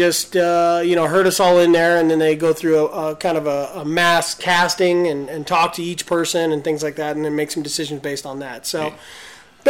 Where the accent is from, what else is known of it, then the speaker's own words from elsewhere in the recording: California, United States; and this is how you know we're from California.